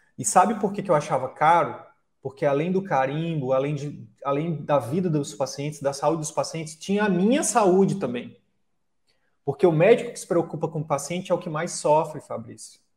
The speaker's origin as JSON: {"language": "Portuguese", "town": "Picos", "region": "Piauí", "country": "Brazil", "moved": "yes", "said": "eu vou voltar para o interior do Piauí, eu sou de Picos"}